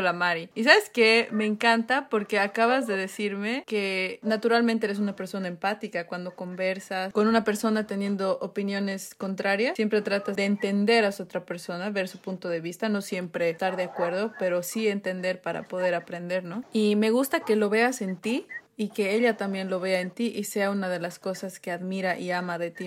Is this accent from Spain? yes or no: no; Bolivia; moved away